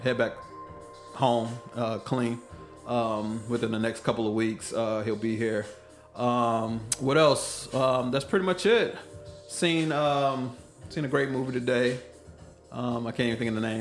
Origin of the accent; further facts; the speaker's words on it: Killeen, Texas, United States; also born or lived in Oakland, California / Las Vegas, Nevada; I was born in Oakland, California. I was raised in Killeen, Texas, all the way until I was 18